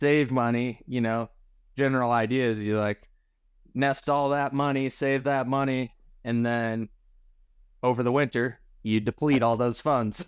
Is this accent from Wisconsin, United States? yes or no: no; Michigan, United States; moved away; Growing up in Michigan